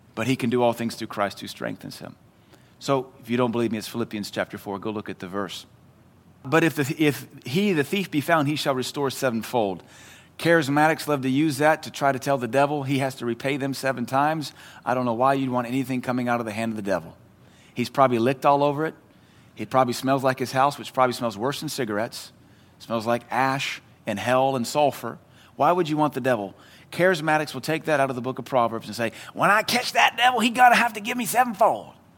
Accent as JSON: {"language": "English", "region": "the South", "country": "United States", "said": "in the South, we call it agape, but it's pronounced agape"}